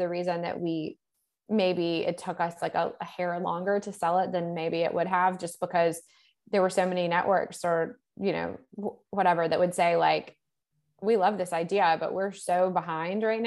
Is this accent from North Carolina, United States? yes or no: yes; Salisbury, North Carolina, United States; Salisbury, which is my hometown